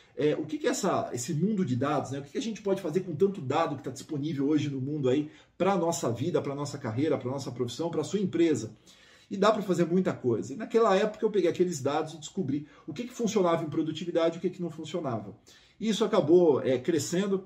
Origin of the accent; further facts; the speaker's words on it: Brazil; moved away as an adult; now in United States; o Brasil é minha terra, é o lugar que está minha família